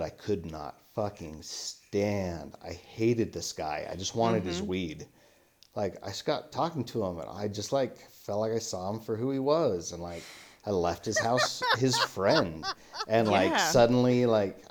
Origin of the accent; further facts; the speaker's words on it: Panguitch, Utah, United States; also born or lived in St. George, Utah; But I was living in Panguitch.